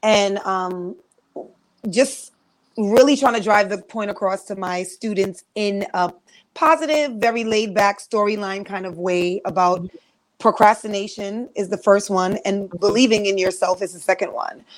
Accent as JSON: {"language": "English", "region": "New York", "country": "United States", "said": "I'm from New York"}